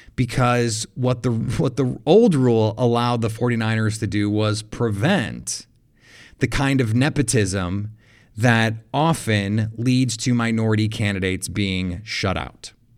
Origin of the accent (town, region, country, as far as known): Milwaukee, Wisconsin, United States